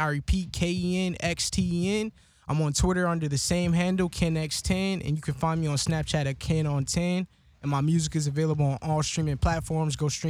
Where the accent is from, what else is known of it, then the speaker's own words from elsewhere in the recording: United States; as a black man growing up in America